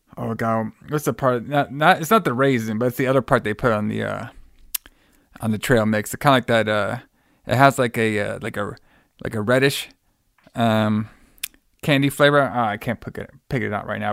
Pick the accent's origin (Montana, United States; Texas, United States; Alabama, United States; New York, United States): Texas, United States; my home state, Texas